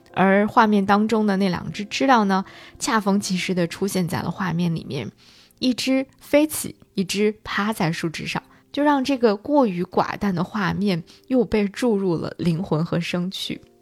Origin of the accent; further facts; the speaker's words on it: China; 那肯定是我们中国人